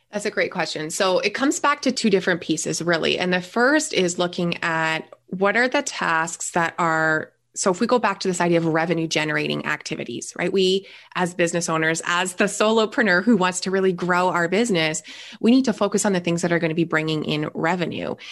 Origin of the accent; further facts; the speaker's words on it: Canada; also born or lived in Niagara Falls, Ontario; I am a Canadian. I live in Niagara Falls, so just north of the New York border here.